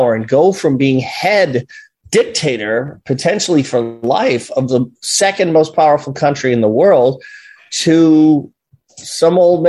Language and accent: English; New York, United States; I lived in New York, you know, which was a prime target